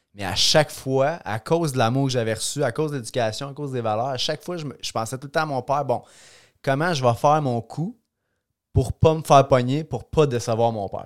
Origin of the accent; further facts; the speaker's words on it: Trois-Rivières, Quebec, Canada; je suis né dans la belle région de la Mauricie j'ai grandi à Trois-Rivières